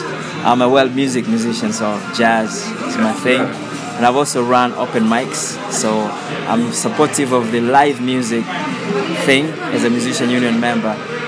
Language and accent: English; Tanzania; also born or lived in Brazil / Canada / Europe; now in London, United Kingdom; I'm from Tanzania in East Africa. I've lived in different countries, many countries.